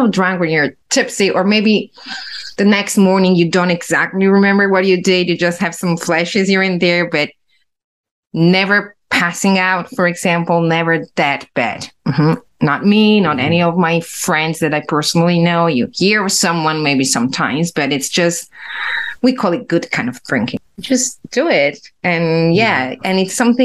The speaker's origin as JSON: {"language": "English", "country": "Italy", "second_language": "English"}